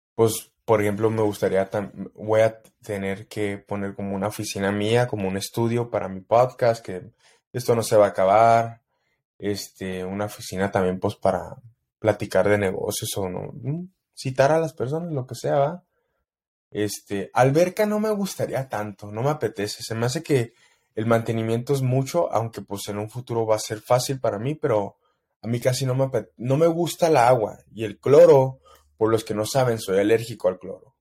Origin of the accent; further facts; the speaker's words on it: El Paso, Texas, United States; en El Paso, mi pueblo